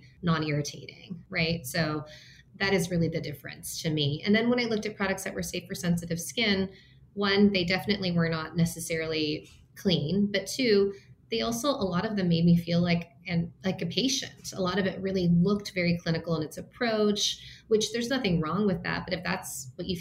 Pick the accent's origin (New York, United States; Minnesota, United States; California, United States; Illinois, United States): Minnesota, United States; now in Los Angeles, United States; I was born in Minnesota. My parents immigrated to the US from Taiwan